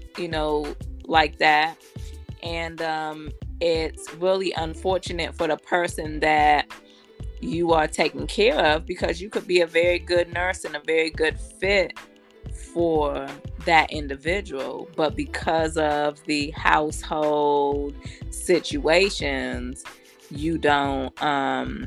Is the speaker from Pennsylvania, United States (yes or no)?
yes; Erie, Pennsylvania, United States; also born or lived in Columbia, South Carolina; now in Georgia, United States; born in Erie, Pennsylvania, but my second home is Columbia, South Carolina. I've only been in Georgia about 2 years. And I lived in Columbia about 13 years